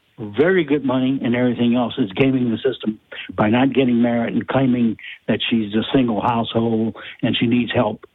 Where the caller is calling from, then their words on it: Abbeville, Louisiana, United States; I'm calling from Abbeville.